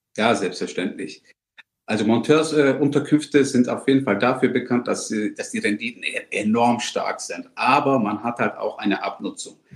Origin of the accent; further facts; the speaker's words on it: Germany; selbstverständlich sind wir inzwischen in Deutschland beide geboren und aufgewachsen